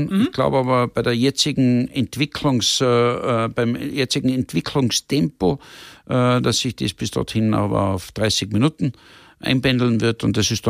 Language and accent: German; Tyrol, Austria; also born or lived in Monaco; Ich wollte eigentlich wieder da sein, wo ich meine Kindheit verbracht habe, wo ich aufgewachsen bin. Und das habe ich dann vor fünf oder sechs Jahren beschlossen. Wohne in der Zwischenzeit, wie man eingangs gesagt hat, in, in Tirol, in den Bergen